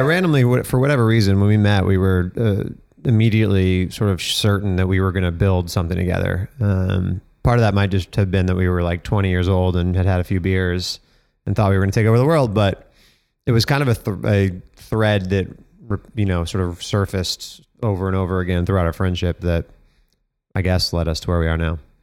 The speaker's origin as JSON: {"language": "English", "town": "Denver", "region": "Colorado", "country": "United States", "tie": "born or raised there", "said": "I grew up in Denver, Colorado"}